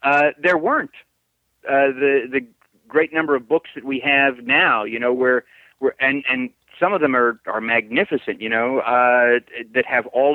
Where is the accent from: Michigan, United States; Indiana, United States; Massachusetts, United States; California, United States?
California, United States; Glendale; moved away as an adult; also born or lived in Tulsa, Oklahoma; now in Florida, United States; And I always considered Glendale my hometown, because that's where I grew up.